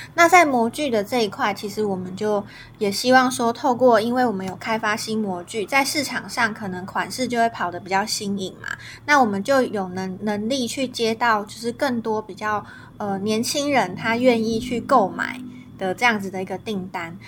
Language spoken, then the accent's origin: Chinese; Taiwan; 我身为台湾人，台湾的小孩